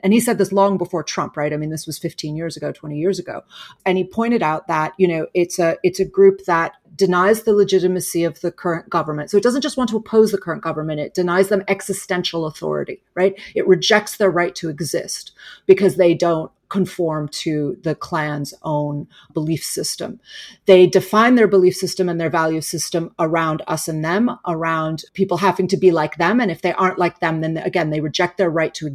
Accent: Chicago, Illinois, United States; I come from Chicago

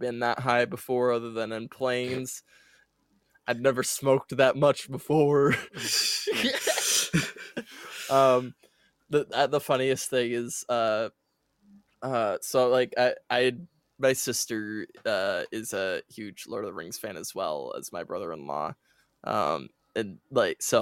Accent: Wisconsin, United States; I'm from Wisconsin

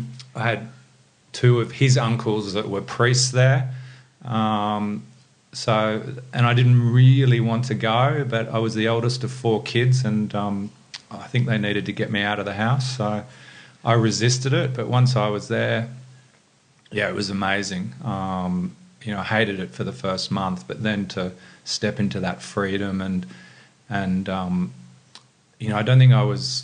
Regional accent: Sydney, New South Wales, Australia; also born or lived in Lismore; I grew up in Sydney

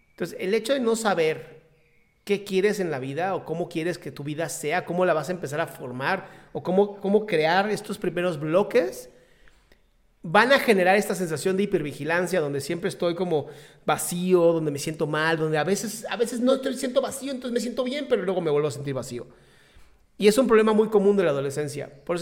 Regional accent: Mexico City, Mexico

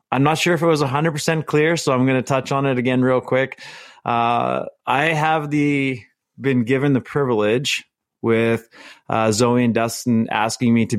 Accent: Winnipeg, Manitoba, Canada; moved away as an adult; now in Alberta, Canada; my hometown of Winnipeg

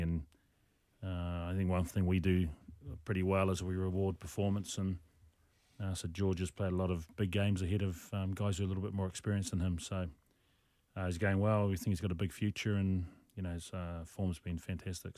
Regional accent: New Zealand; moved away; also born or lived in Rarotonga, Cook Islands; I was a competitive ballroom dancer as a, as a child back in New Zealand.

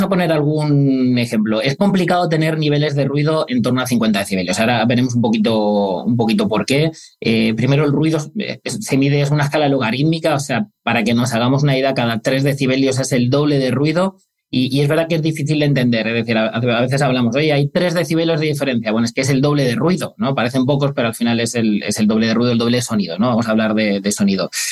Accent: Granada, Andalusia, Spain; yo soy de Granada

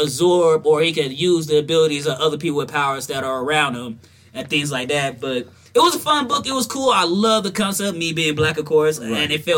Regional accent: the South, United States; because I'm from the South.

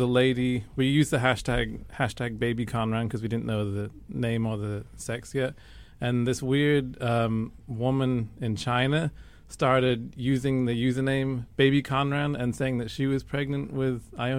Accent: the north of England, United Kingdom; moved away; I'm from Northern England originally.

